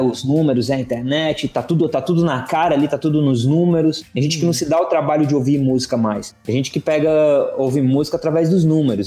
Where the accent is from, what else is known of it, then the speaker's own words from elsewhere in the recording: Northeast Brazil, Brazil; moved away; eu sou um nordestino em êxodo